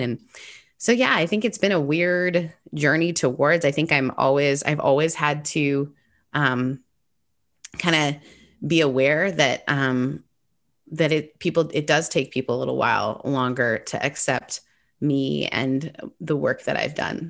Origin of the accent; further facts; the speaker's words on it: an hour and a half north of Toronto, Ontario, Canada; I grew up in Canada. Uh, my mom's British, my dad's Canadian, and I grew up an hour and a half north of Toronto